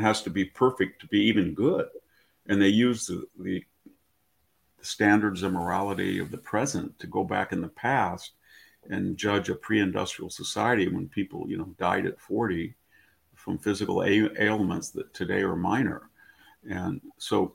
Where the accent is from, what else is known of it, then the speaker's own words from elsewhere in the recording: United States; I live in a community that it's 95% Mexican-American. And I've lived here my whole life.